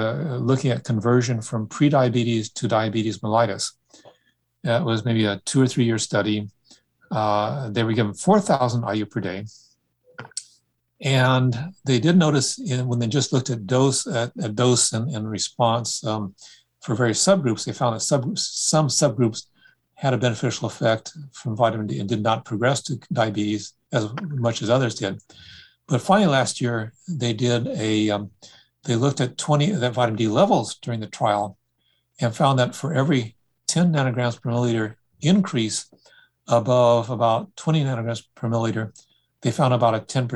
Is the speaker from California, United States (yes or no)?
yes; Sacramento, California, United States; as a child growing up in Sacramento